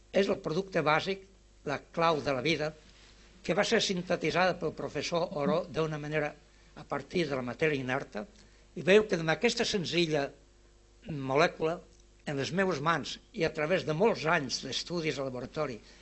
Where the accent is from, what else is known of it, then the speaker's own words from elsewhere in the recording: Vinaròs, Valencian Community, Spain; moved away as an adult; Que m'han considerat sempre a Vinaròs el més improbable emigrant del meu poble